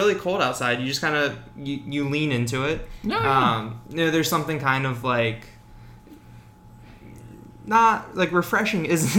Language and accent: English; outside of Baltimore, Maryland, United States; I grew up outside of Baltimore.